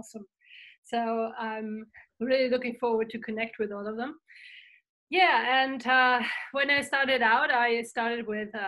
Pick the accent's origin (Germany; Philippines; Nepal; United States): Germany; first language German; English is a second language; I'm from Germany